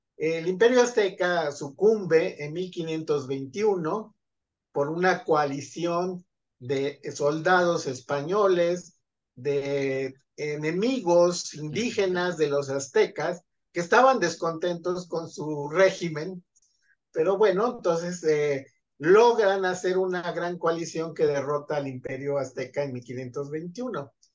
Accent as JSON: {"language": "Spanish", "town": "Zumpango", "region": "State of Mexico", "country": "Mexico", "tie": "born or raised there", "said": "soy originario de Zumpango de la Laguna, Estado de México"}